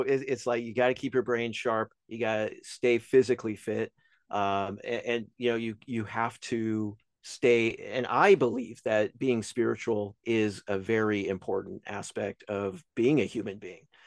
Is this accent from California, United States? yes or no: no; Albemarle, North Carolina, United States; moved away; from Albemarle, North Carolina, where I originally came from.